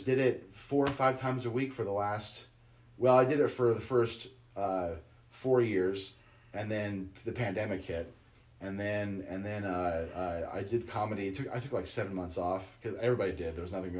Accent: Boise, Idaho, United States; moved away as an adult; also born or lived in Orange County, California; I grew up very sheltered in Boise, Idaho, in the 90s.

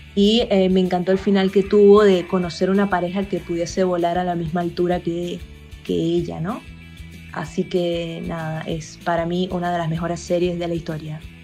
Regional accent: Venezuela; moved away as an adult; now in Argentina; soy venezolana viviendo en la Argentina desde hace unos años

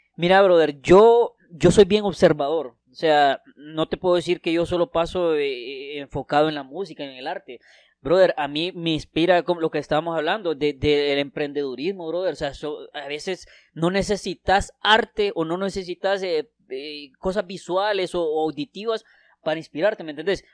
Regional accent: Santa Rosa de Copán, Copán, Honduras; also born or lived in Tegucigalpa; vine aquí eh, cuando tenía seis años y aquí he crecido. O sea, me siento realmente que soy de Santa Rosa

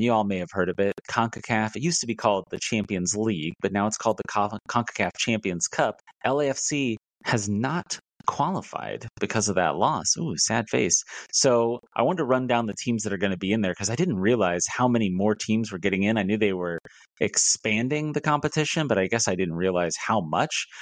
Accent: Sedalia, Missouri, United States; now in Kansas City, United States; I'm not from Kansas City. I'm from Sedalia

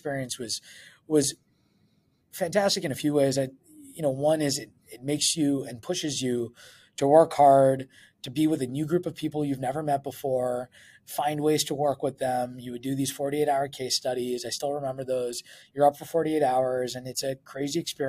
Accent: Edmonton, Alberta, Canada; moved away as an adult; I was from Edmonton, as I mentioned, born and raised

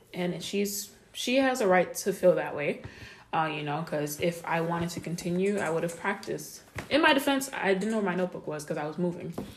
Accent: United States; I have African background, but I grew up in America.

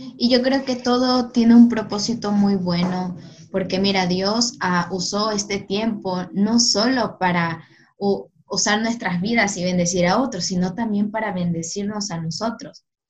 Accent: Guayaquil, Guayas, Ecuador; soy de Guayaquil

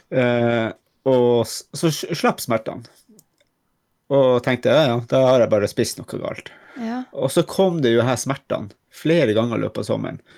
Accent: Finnmark, Norway; now in Lofoten, Norway; jeg er jo egentlig fra Finnmark

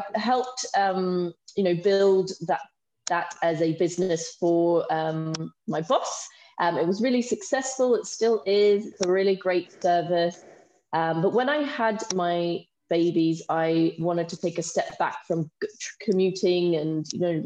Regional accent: Australia; moved away as an adult; now in United Kingdom; I'm from Australia, so I did my nursing training in Australia. And then a few years after that, I moved to the UK

